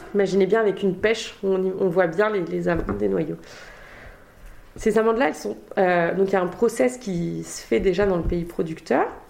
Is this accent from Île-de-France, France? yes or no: no; Eure-et-Loir, Centre-Val de Loire, France; moved away as an adult; also born or lived in Angers / Mexico / Argentina / Spain; now in Bordeaux, France; j'ai grandi en Eure-et-Loire. Euh, donc assez proche de la région parisienne finalement, enfin la limite entre la Normandie et, la région parisienne.